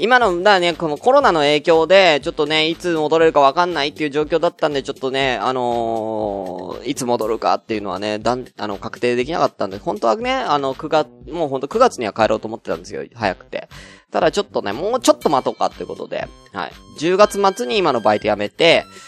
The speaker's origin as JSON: {"language": "Japanese", "region": "Tokyo", "country": "Japan", "tie": "born or raised there", "moved": "as an adult", "said": "東京出身"}